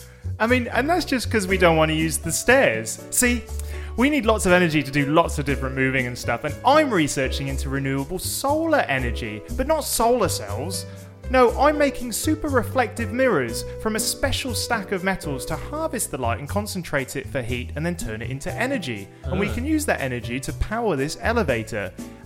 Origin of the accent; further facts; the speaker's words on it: England, United Kingdom; I'm English. Yeah.